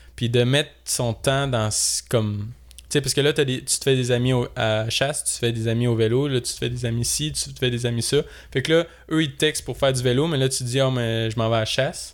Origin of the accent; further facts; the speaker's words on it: Saint-Lazare, Quebec, Canada; moved away; j'ai 22. Euh, je suis originaire de Saint-Lazare